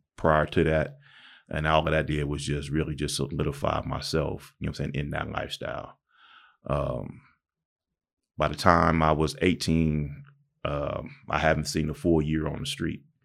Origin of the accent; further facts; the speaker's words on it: Pomona, California, United States; also born or lived in Palm Springs, California; I was actually born and raised in Pomona, California